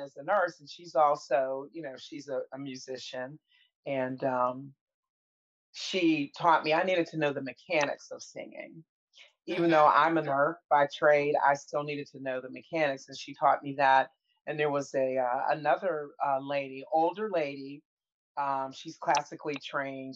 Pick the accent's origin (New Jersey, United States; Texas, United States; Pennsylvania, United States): Pennsylvania, United States; Pittsburgh; I was born and raised in Pittsburgh, Pennsylvania.